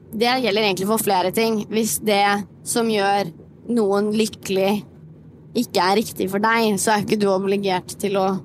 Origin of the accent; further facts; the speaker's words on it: Moss, Østfold, Norway; now in Oslo, Norway; Så for eksempel når jeg flyttet til Oslo fra Moss, da var det jo sånn Ja, ja, jeg, jeg kan jo bare gjøre